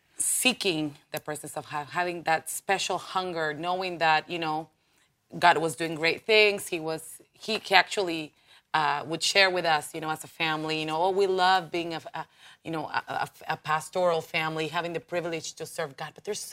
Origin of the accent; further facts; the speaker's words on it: Buenos Aires, Argentina; first language Spanish; English is a second language; I'm from Buenos Aires.